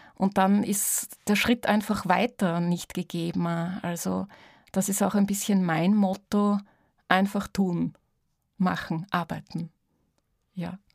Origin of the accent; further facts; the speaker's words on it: near Vorau, East Styria, Austria; ich bin ja in der Nähe von Vorau auch aufgewachsen